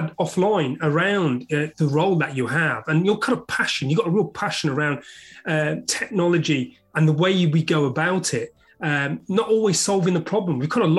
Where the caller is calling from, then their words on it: London, United Kingdom; and I'm speaking from London, UK.